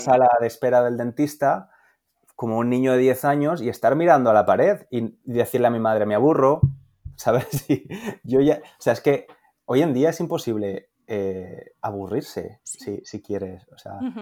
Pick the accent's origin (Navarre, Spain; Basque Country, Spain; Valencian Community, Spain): Valencian Community, Spain; Valencia; yo soy de Valencia